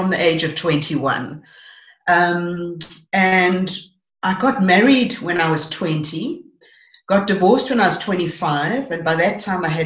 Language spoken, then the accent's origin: English; Johannesburg, Gauteng, South Africa; moved away as an adult; also born or lived in White River; People didn't really accept me because I was from Joburg